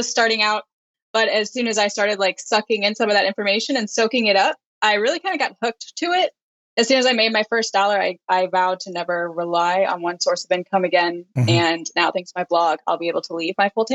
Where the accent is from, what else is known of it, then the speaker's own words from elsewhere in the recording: St. Louis, Missouri, United States; moved away as an adult; now in Washington, United States; I am from St. Louis, Missouri, which is the Midwestern part of the United States